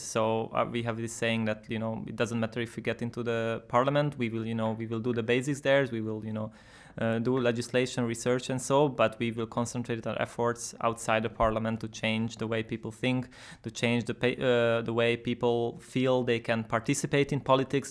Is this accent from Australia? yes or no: no; Budapest, Hungary; I'm from Budapest.